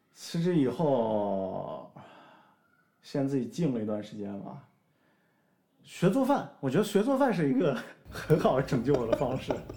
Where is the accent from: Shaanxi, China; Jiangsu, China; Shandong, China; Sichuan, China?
Shaanxi, China; 我们陕西人还是有点东西的